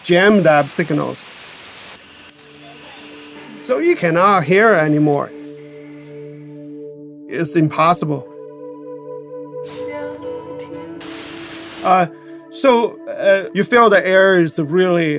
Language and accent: English; China; English is a second language; now in Boston, United States; I'm originally from China.